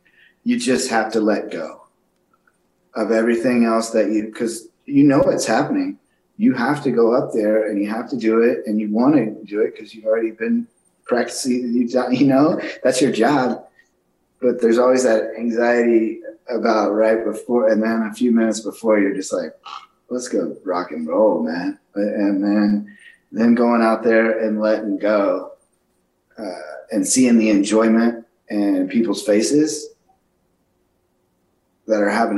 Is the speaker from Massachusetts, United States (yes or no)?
no; Austin, Texas, United States; growing up in Austin, Texas, playing there is quite an honor for me just because, you know, that's … and all those guys that played in Austin.